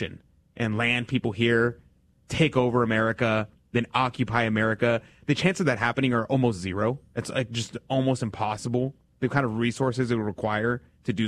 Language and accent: English; Texas, United States; in my hometown and in the state of Texas